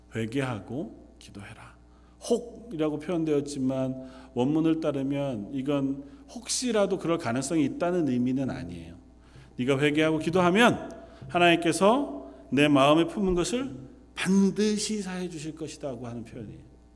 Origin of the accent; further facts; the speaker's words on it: South Korea; moved away as an adult; now in London; 우리가 나고 자란 태어난 그 땅에서 조금은 먼 곳에 떠나와 있어 삶을 살아가지만